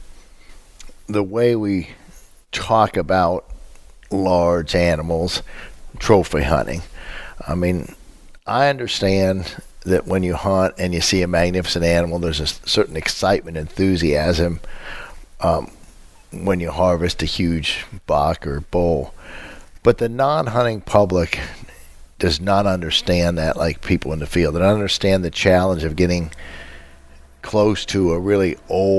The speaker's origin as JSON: {"language": "English", "country": "United States", "said": "as an American"}